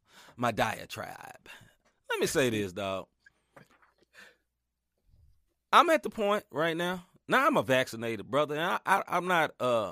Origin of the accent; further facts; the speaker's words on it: Chicago, Illinois, United States; I'm from Chicago. We freeze everything.